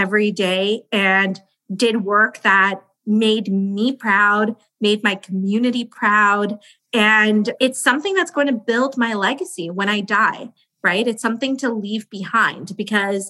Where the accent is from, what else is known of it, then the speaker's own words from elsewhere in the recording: India; We're from India